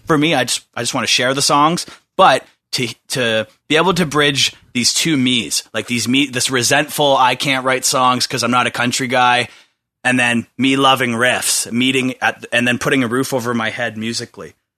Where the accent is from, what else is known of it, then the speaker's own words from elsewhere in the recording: Bowmanville, Ontario, Canada; I grew up in Bowmanville